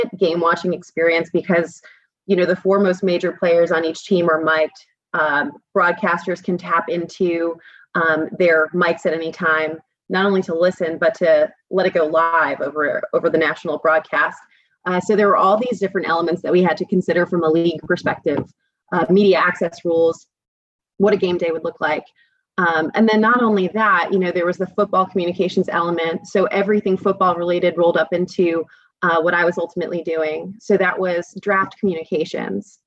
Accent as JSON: {"language": "English", "region": "New Jersey", "country": "United States", "tie": "born or raised there", "moved": "as an adult", "lives_now": "California, United States", "said": "growing up in Jersey"}